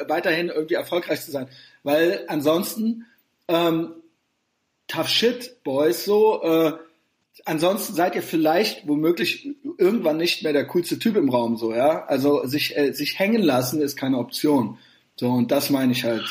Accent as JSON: {"language": "German", "country": "Germany", "said": "als Deutscher"}